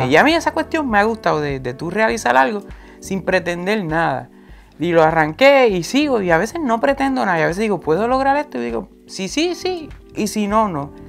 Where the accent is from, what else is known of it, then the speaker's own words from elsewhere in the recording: Puerto Rico; accent: Puerto Rican; also born or lived in United States; yo hablo como puertorriqueño pero me dicen también que no hablo muy puertorriqueño. A mí, mí cuando yo vivía en Estados Unidos me decían eso.